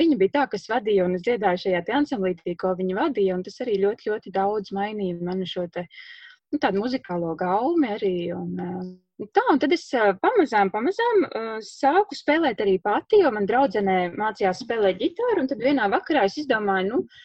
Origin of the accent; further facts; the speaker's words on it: Lubāna, Madona Municipality, Latvia; moved away as an adult; also born or lived in Riga; now in Madona, Latvia; es pati esmu tāda orģināla no Lubānas, un aizejot studēt uz Rīgu